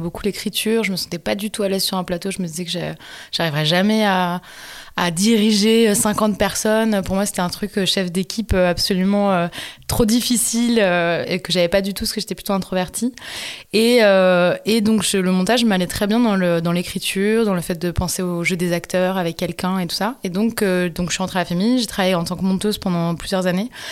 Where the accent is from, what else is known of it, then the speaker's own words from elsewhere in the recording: Montpellier, Occitania, France; moi, je viens du sud de la France, de Montpellier, donc juste à côté de Sète